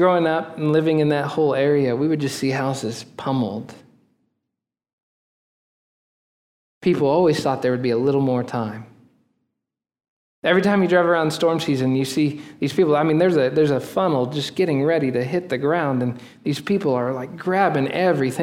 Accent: Oklahoma, United States; moved away; also born or lived in Texas; I'm from Oklahoma

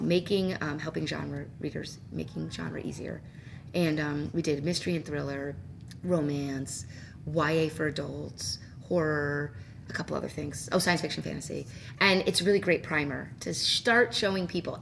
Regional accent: New Jersey, United States; now in Illinois, United States; I'm actually from New Jersey

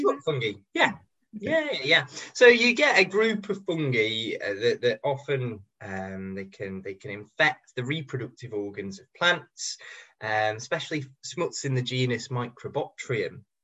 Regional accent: Cheshire, North West England, United Kingdom; I grew up in Cheshire

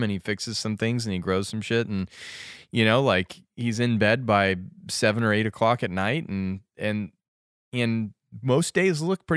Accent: Western Colorado, United States; Growing up in Colorado, on Western Colorado

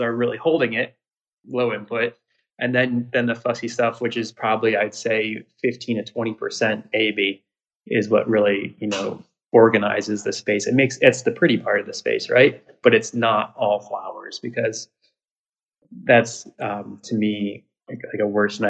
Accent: Ohio, United States; also born or lived in Iowa; I grew up in Ohio, but I also grew up for a short time in Iowa

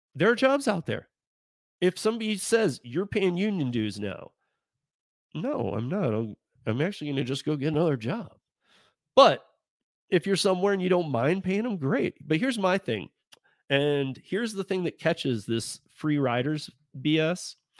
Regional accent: Michigan, United States; I grew up, again, I grew up in Michigan

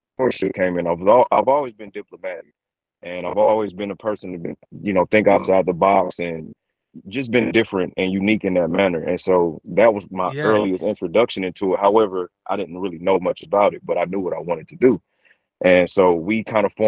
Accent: St. Louis, Missouri, United States; I'm born and raised St. Louis, Missouri.

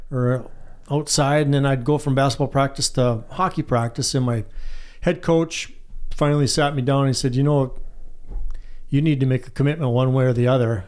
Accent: White Pine, Michigan, United States; I grew up in White Pine

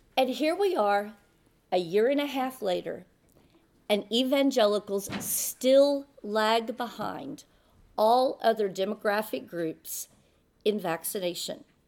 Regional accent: Texas, United States; Texas, my home state

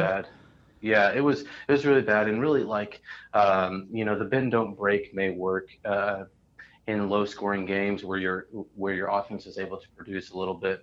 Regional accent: Indianapolis, Indiana, United States; I'm from Indianapolis

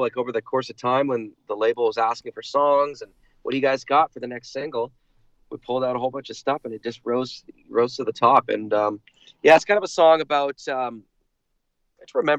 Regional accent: Vancouver, British Columbia, Canada; growing up in Vancouver

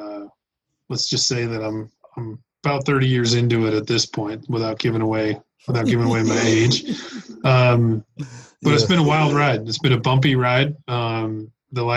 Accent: Reno, Nevada, United States; Born and raised in Reno, Nevada

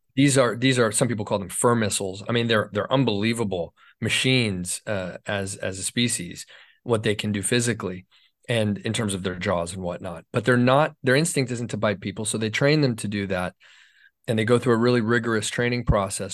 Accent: Los Angeles, California, United States; L A is my hometown. I was born in Hollywood

